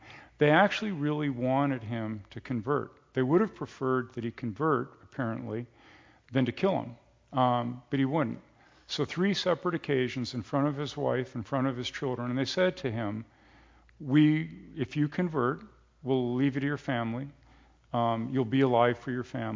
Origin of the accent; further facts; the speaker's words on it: United States; as an American Christian